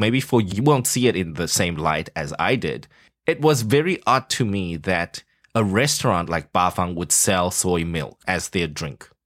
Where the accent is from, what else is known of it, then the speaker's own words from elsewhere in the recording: South Africa; moved away; growing up in South Africa